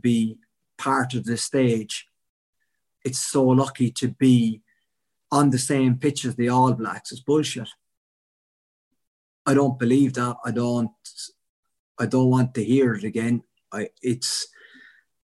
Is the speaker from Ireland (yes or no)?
yes; Cork, Munster, Ireland; I'm from Cork